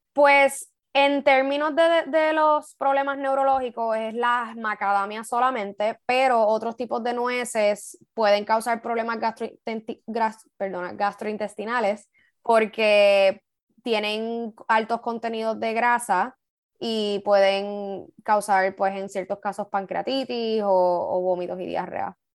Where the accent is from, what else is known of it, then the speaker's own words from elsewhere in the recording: Puerto Rico; como puertorriqueños